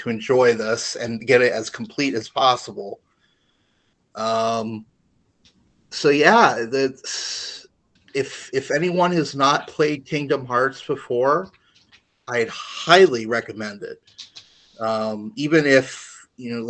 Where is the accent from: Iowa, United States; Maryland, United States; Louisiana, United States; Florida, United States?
Florida, United States; Orlando; growing up in Orlando, going to Disney quite a bit